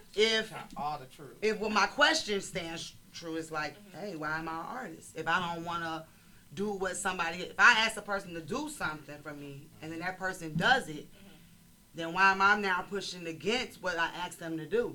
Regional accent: Chicago, Illinois, United States; I'm from Chicago

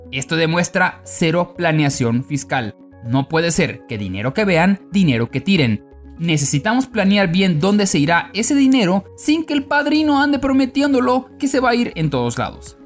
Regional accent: Yucatán, Mexico; soy un mestizo de Yucatán

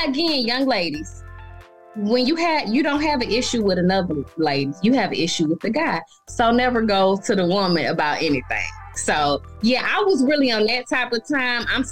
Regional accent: Decatur, Georgia, United States; I'm from Atlanta, Decatur, to be exact

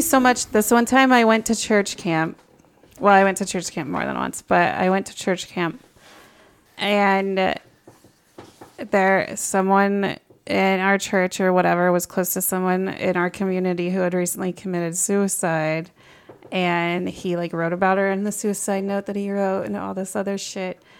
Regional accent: Nebraska, United States; growing up in Nebraska

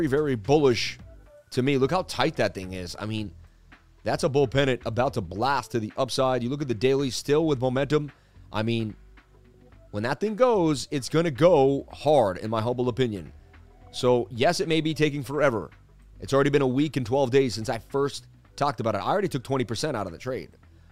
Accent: New York, United States; I grew up in New York

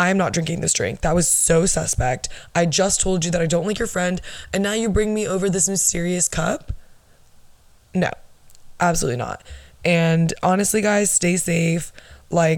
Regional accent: Orlando, Florida, United States; I'm from Florida. I'm from Orlando, Arnold Palmer Hospital, born August 11th, 1999

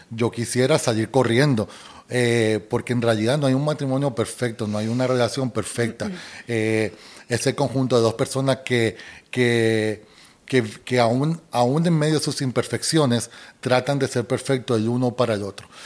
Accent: Colombia; accent: Colombian; si hablas de acento, a mí me dicen que yo ya no tengo el acento colombiano

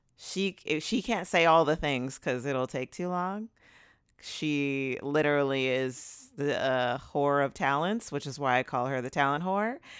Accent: Southern California, United States; also born or lived in Los Angeles; I live in L A, and I've, I'm from Southern California originally

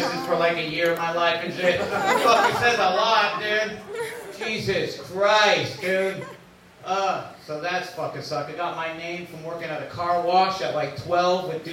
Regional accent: San Jose, California, United States; I'm half white, half Mexican, and I'm from San Jose

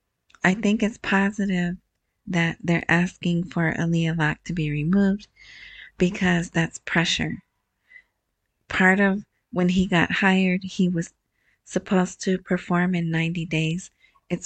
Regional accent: United States; I'm American

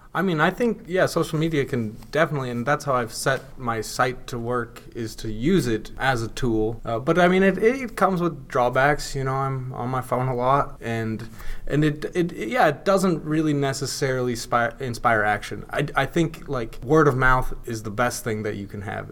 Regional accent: North Idaho, United States; also born or lived in Pocatello; I'm from North Idaho, and I moved back here

